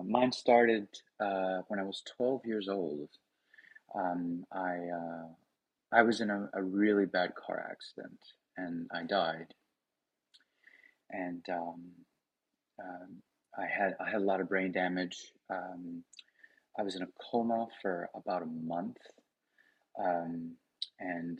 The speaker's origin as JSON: {"language": "English", "region": "the Bible Belt", "country": "United States", "said": "I come from the Bible Belt"}